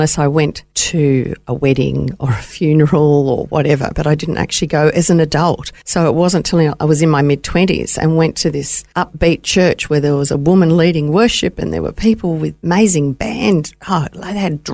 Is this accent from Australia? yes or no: yes; Melbourne, Victoria, Australia; moved away as an adult; also born or lived in Boroko, Papua New Guinea; now in Gold Coast, Australia; I was born in Baroko, and my parents were working over there at the time in the 50s and the 60s. And then as a young girl, my father was commissioned to work on the Tullamarine Project and in Victoria, working for the Commonwealth Department of Works. And we went down to Melbourne, and I was there for 30 years